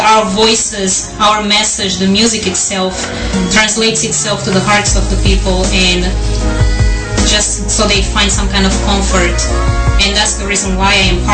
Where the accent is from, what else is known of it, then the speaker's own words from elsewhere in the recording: Angola; now in Houston, United States; I'm originally from Angola and I'm an artist. I live in Houston, Texas